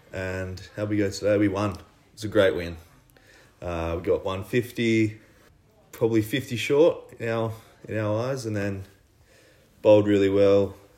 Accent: Sydney, New South Wales, Australia; I'm from Sydney.

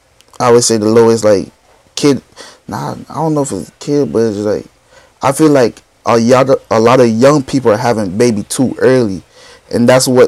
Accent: Jamaica; I'm Jamaican too

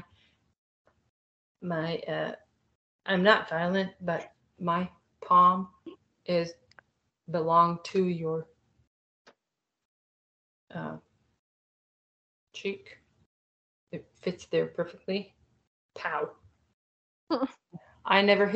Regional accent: Israel; now in Florida, United States; I'm from Israel

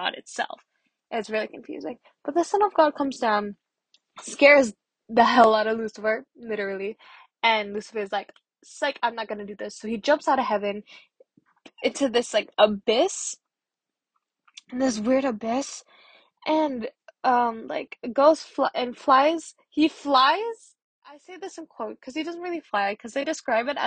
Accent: Philippines; I'm Filipino

